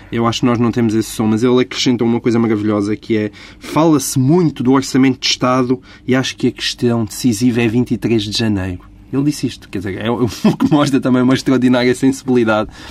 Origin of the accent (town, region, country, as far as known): Portugal